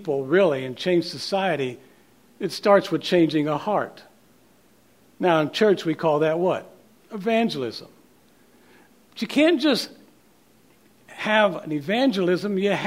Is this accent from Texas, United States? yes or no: no; Oklahoma City, Oklahoma, United States; moved away as an adult; also born or lived in Kansas City, Missouri; We grew up in Oklahoma City, but we left in 1990 to go to seminary in Kansas City, Missouri